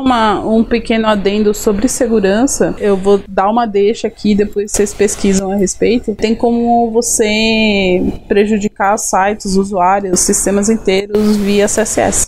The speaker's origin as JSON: {"language": "Portuguese", "area": "Greater ABC", "region": "São Paulo", "country": "Brazil", "said": "Eu sou do Grande ABC Paulista Paulista"}